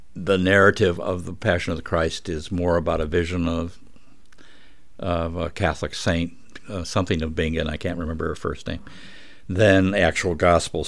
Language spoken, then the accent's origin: English; Scotland, United Kingdom; I'm Scottish